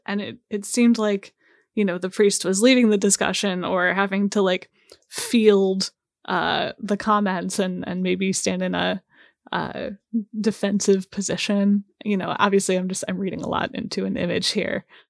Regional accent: St. Louis, Missouri, United States; I was growing up in the Archdiocese of Saint Louis

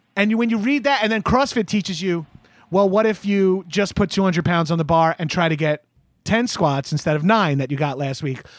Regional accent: Long Island, New York, United States; I'm from Long Island.

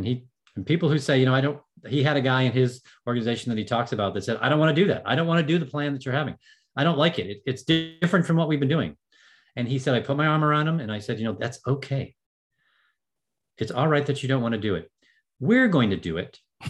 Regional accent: Ireland; I'm an Irishman

